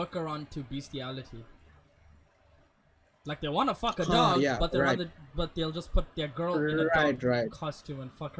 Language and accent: English; India; We're Indian and broke.